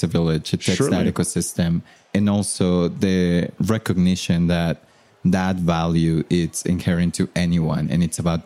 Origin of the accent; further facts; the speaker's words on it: Mexico; moved away as an adult; now in United States; I'm from Mexico and I've been in the US for about 10 years now.